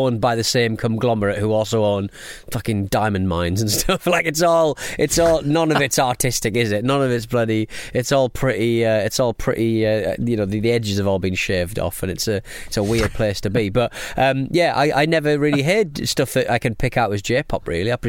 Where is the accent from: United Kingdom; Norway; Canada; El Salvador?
United Kingdom; as a British person